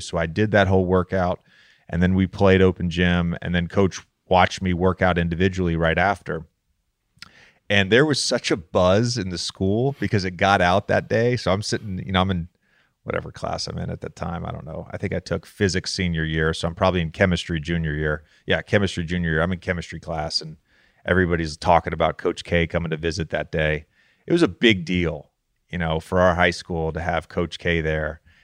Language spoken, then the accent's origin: English; Roanoke, Virginia, United States; also born or lived in Charlottesville; I grew up in Roanoke, but I also lived in Charlottesville from ages three to seven